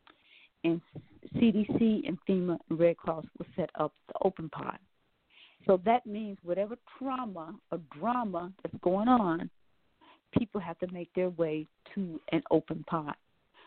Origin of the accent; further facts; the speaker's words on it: Milwaukee, Wisconsin, United States; also born or lived in New Orleans, Louisiana; now in Atlanta, United States; I was born in New Orleans, but raised in Milwaukee, Wisconsin.